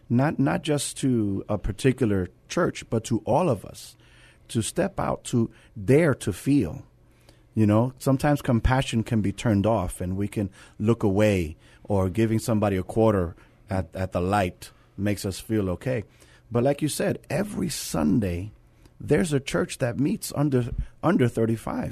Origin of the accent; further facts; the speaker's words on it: New York City, New York, United States; now in San Antonio, United States; I come from the Bronx, New York, and, um, where I took public transportation